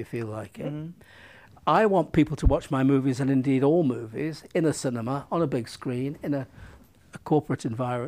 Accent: United Kingdom; I'm a European filmmaker, I'm a British filmmaker.

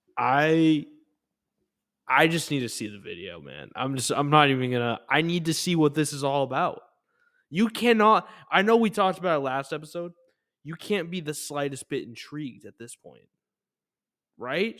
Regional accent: New York City, New York, United States; I'm from Brooklyn.

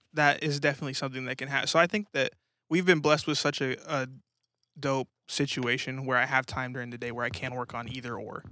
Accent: Colorado Springs, Colorado, United States; moved away as an adult; also born or lived in New Mexico / Grand Junction, Colorado; now in Tulsa, United States; I pretty much grew up in Colorado

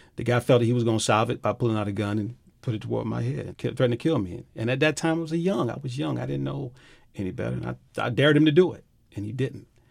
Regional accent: Miami, Florida, United States; I grew up in Liberty City

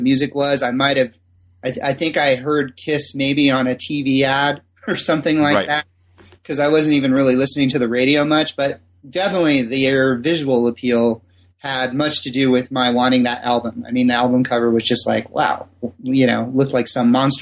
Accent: Simi Valley, California, United States; I was born and raised in Simi Valley, California

